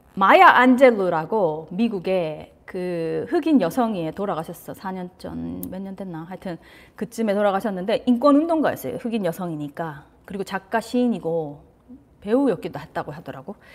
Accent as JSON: {"language": "Korean", "country": "South Korea", "tie": "born or raised there", "said": "저도 한국에서 자라서"}